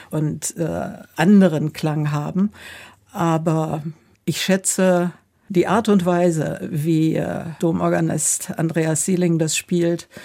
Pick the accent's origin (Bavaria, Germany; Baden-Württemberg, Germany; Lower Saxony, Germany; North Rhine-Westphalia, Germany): North Rhine-Westphalia, Germany; Warburg; junge Frau bis zum Ende der Promotion war ich äh, sehr engagiert in der Kirche, vor allen Dingen in meiner Heimatgemeinde, damals in Warburg in Westfalen.